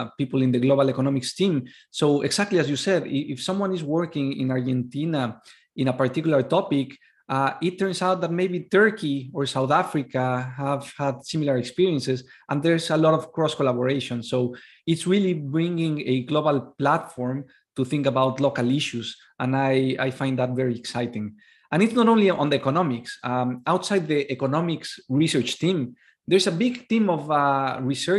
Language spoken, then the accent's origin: English; Mexico; I am from Mexico